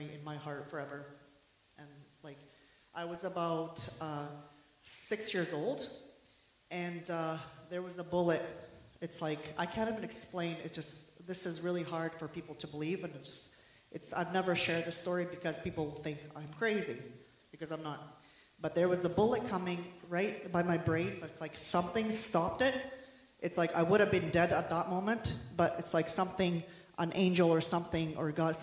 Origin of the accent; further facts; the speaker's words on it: Bosnia & Herzegovina; moved away; I was born in Bosnia